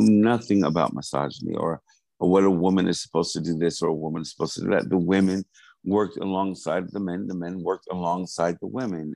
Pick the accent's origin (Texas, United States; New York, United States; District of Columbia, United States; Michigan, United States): New York, United States; Hempstead; moved away as an adult; also born or lived in Wyandanch, New York / Maryland / Los Angeles; I, grew up in Hempstead from 80 to, to the time I left when I went to school.